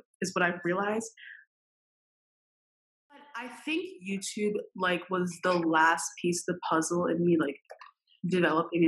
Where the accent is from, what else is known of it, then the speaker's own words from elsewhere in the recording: Westchester County, New York, United States; I grew up in Westchester County, New York